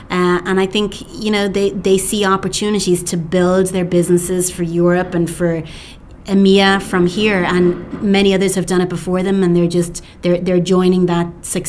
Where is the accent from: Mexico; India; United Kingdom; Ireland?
Ireland; Cork, Munster; moved away as an adult; also born or lived in New York, United States; now in Dublin, Ireland; I was born in Cork